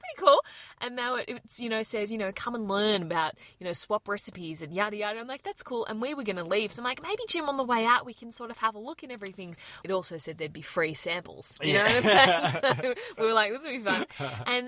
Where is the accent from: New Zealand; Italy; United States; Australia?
Australia; accent: Aussie; we're from Australia